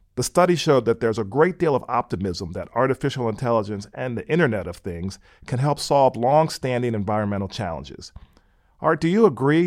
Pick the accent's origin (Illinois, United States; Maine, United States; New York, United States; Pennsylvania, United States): Pennsylvania, United States; moved away as an adult; also born or lived in California; I grew up in Pennsylvania and I went out to Stanford University for college in California.